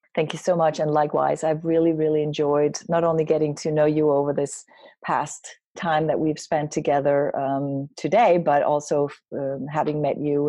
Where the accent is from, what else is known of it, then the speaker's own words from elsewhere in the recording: Denmark; moved away; I grew up in Denmark